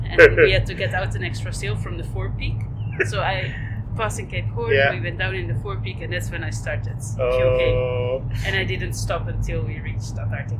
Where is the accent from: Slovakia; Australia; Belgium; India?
Belgium; moved away as an adult; also born or lived in Netherlands / Amsterdam / Iceland / Finland; now in Svalbard, Norway; born in Holland. Uh-huh. I grew up in Belgium. And then when I was 18, I started moving around.